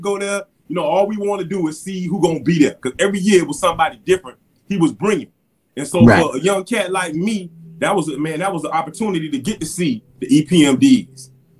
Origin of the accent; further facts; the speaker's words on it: Miami, Florida, United States; growing up in Miami